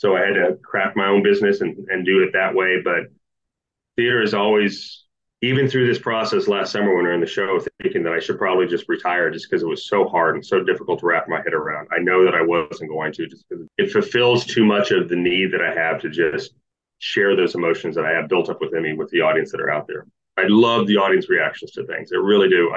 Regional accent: Kansas, United States; moved away; also born or lived in Kentucky; a community theater in my hometown of Kansas

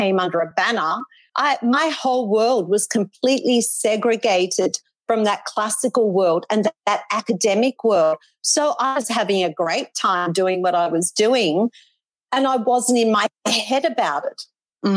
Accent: Melbourne, Victoria, Australia; moved away as an adult; now in Gold Coast, Australia; Then I moved to the Gold Coast from Melbourne

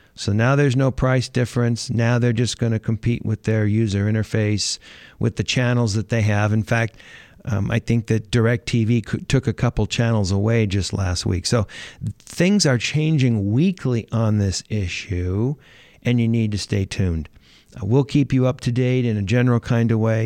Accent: Los Angeles, California, United States; I'm from California. I'm from Los Angeles.

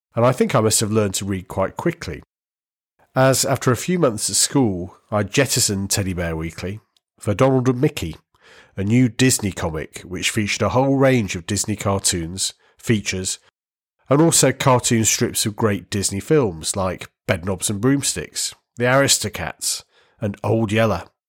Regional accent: the Northwest, North West England, United Kingdom; Where I grew up in the Northwest, Granada was the I T V channel

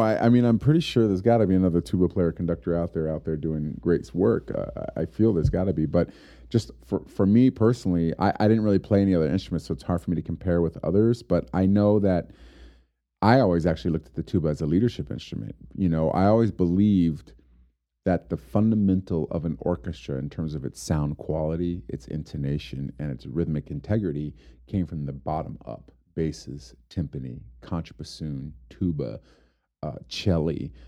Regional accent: Homestead, Florida, United States; now in Amarillo, United States; I grew up in Homestead, Florida

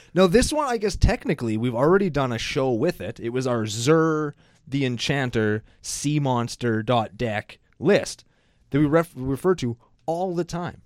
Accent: Saskatchewan, Canada; we're from Saskatchewan

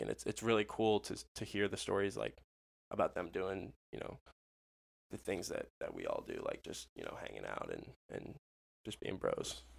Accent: Orlando, Florida, United States; I was born in Orlando because that's where they were living after going to UCF.

